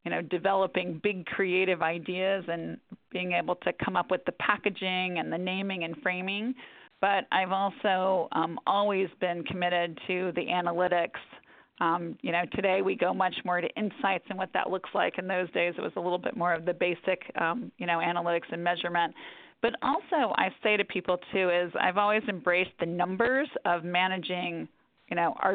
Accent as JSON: {"language": "English", "town": "Atlanta", "region": "Georgia", "country": "United States", "tie": "born or raised there", "moved": "yes", "lives_now": "New York, United States", "said": "I ended up going home to my hometown, to Atlanta, to run our Atlanta office."}